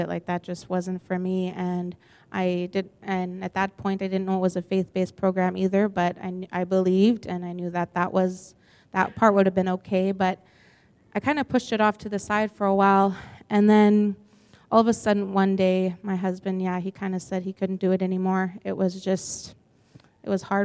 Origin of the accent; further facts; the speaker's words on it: Grunthal, Manitoba, Canada; I'm originally from Grenthal, Steinbeck area